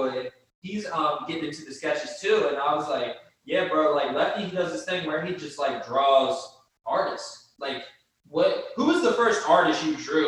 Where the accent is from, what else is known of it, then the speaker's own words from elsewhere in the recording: Baltimore, Maryland, United States; I'm from Baltimore